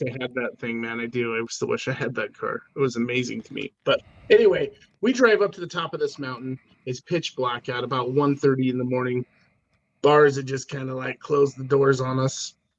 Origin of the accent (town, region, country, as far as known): Idaho, United States; born or raised there; also born or lived in Oregon City, Oregon / Spokane, Washington